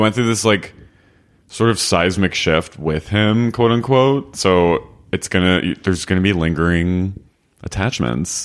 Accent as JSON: {"language": "English", "town": "Philadelphia", "region": "Pennsylvania", "country": "United States", "said": "I'm from Philly"}